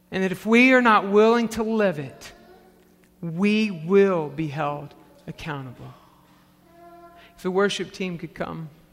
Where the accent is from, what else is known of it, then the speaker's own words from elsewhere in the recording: the South, United States; as a Pentecostal kid growing up in the South